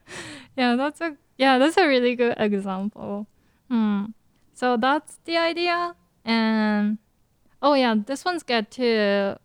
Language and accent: English; Japan; moved away; I grew up in Japan